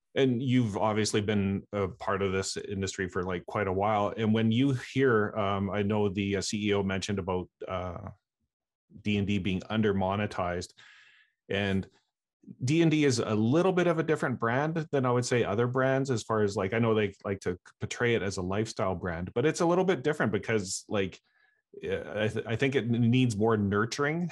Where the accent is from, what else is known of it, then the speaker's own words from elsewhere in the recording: Canada; I'm a Canadian